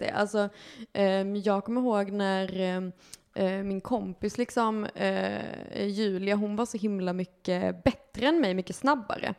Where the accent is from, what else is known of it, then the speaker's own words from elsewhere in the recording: Lund, Skåne, Sweden; moved away as an adult; now in Malmö, Sweden; jag kommer från Lund